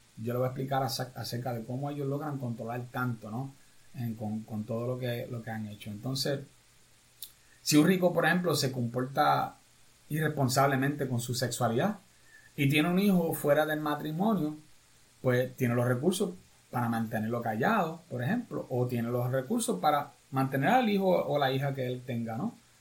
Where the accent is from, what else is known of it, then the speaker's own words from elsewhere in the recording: Puerto Rico; ya somos más puertorriqueños en Estados Unidos